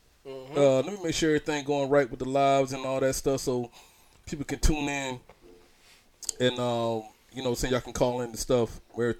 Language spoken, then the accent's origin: English; St. Simons Island, Georgia, United States; now in North Carolina, United States; me growing up in the dirt roads and stuff in Georgia